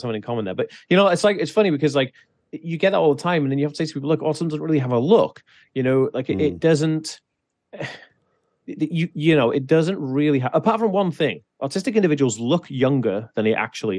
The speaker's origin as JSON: {"language": "English", "region": "Wales", "country": "United Kingdom", "tie": "born or raised there", "said": "So I grew up in Wales, and Wales in the 1980s, fucking rural as shit."}